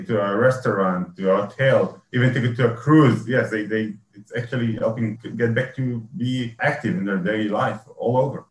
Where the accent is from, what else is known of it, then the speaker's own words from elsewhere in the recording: Israel; I'm from Israel